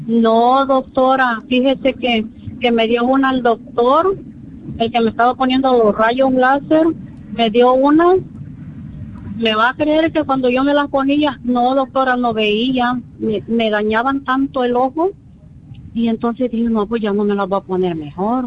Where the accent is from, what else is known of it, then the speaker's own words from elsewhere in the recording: El Salvador; moved away; yo soy de Salvador